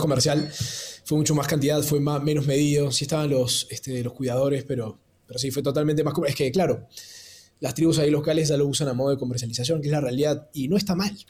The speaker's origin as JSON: {"language": "Spanish", "region": "Córdoba", "country": "Argentina", "tie": "born or raised there", "also_born_or_lived": "Peru / Lima, Peru", "moved": "as an adult", "said": "yo nací en Perú, pero me crié en Córdoba, mi papá es cordobés, mi mamá peruana"}